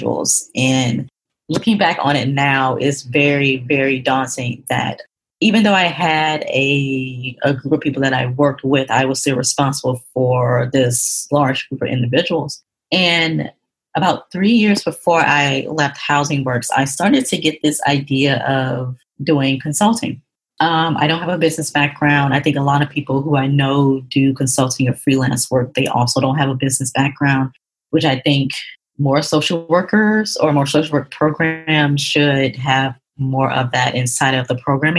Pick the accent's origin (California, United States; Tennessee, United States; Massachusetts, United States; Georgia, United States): Georgia, United States; Atlanta; moved away as an adult; also born or lived in New York; That was my first time actually leaving the state of Georgia, because that's where I'm originally from. I'm from Atlanta